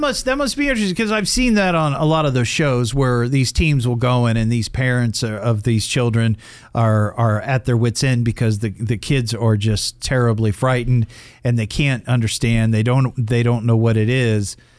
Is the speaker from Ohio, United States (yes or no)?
yes; Dayton, Ohio, United States; we're all from Dayton, Ohio